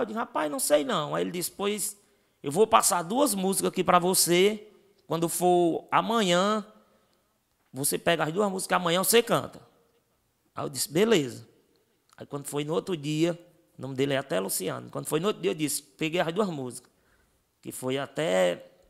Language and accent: Portuguese; Russas, Ceará, Brazil; a gente vem da cidade de Russas